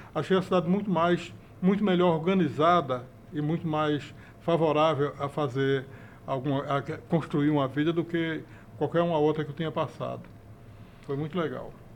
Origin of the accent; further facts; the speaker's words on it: Ribeirão, Pernambuco, Brazil; moved away as an adult; also born or lived in Recife / Rio de Janeiro; now in São Paulo, Brazil; eu sou pernambucano, mas sou filho de paraibano com pernambucano